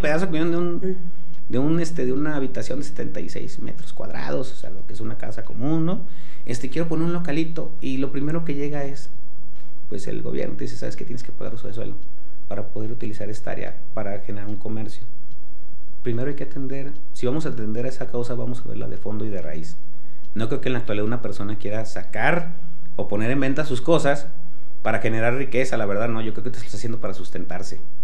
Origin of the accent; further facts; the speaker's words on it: Aguascalientes, Mexico; Los que nacimos en Aguascalientes